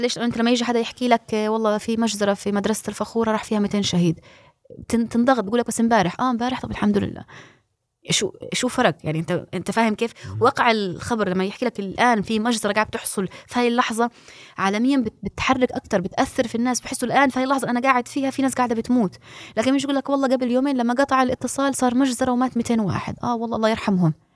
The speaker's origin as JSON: {"language": "Arabic", "town": "Gaza", "region": "Gaza Strip", "country": "Palestine", "moved": "as an adult", "lives_now": "Turkey", "said": "انا ربيت طفل في غزه وربيت طفل خارج غزه"}